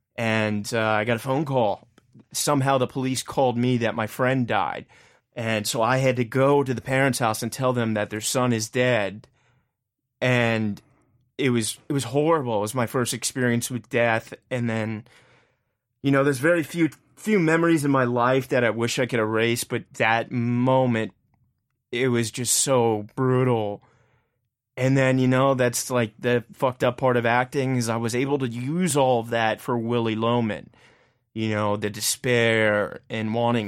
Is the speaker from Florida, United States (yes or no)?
no; Richmond, Virginia, United States; moved away as an adult; now in New York City, United States; my hometown flourish, and I got a lot of hometown pride